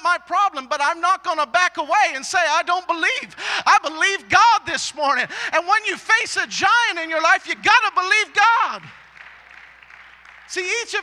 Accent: Maine, United States; now in Texas, United States; I'm from Maine.

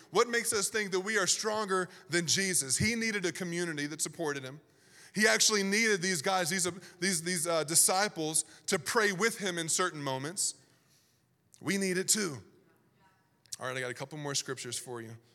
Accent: Virginia, United States; I grew up in Virginia

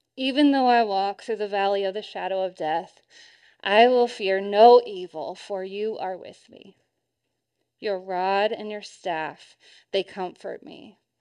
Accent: Arkansas, United States; I grew up in Arkansas, right around Tornado Alley

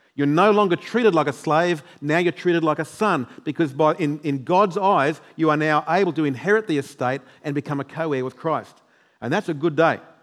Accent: New South Wales, Australia; now in Queensland, Australia; I'm from New South Wales

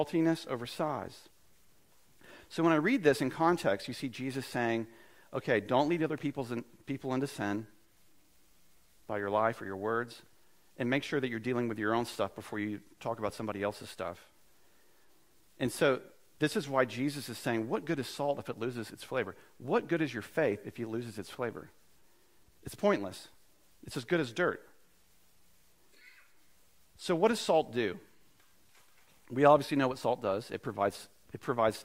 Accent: United States

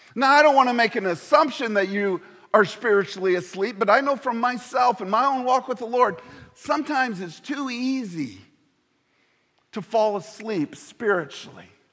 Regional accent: Indiana, United States; moved away; I'm from Indiana.

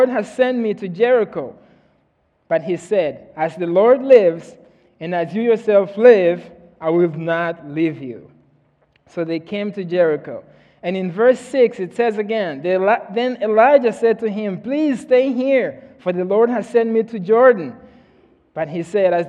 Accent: Mozambique; moved away; I'm from Mozambique, Africa.

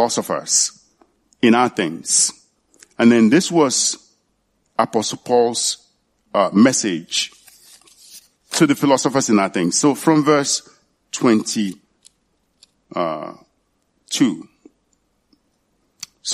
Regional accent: Nigeria; moved away; in my hometown, it's in Leogbo. That's the name of my hometown

